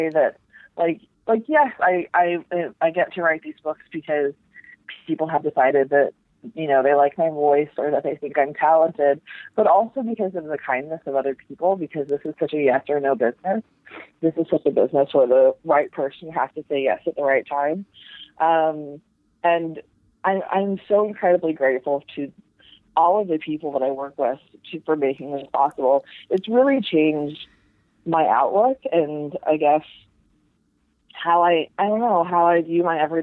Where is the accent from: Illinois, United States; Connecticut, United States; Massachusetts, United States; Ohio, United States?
Connecticut, United States; Bridgeport; we're all from Bridgeport, Connecticut